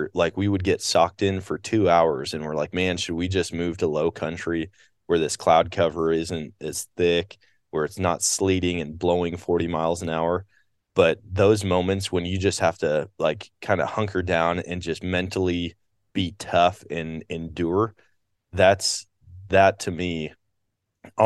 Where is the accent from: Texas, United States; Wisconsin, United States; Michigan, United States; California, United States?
Wisconsin, United States; moved away; I grew up in Wisconsin